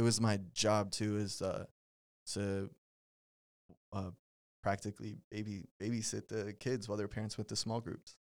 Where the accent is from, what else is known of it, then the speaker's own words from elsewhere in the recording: Denton, Texas, United States; I'm originally from Denton, um, which if you don't know where Denton is, it's about, what, like, thirty, forty minutes